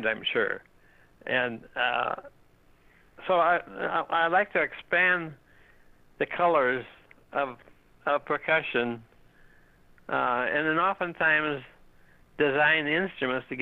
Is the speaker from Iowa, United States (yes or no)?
yes; Ames, Iowa, United States; moved away; also born or lived in Chicago; as I was growing up in Ames, Iowa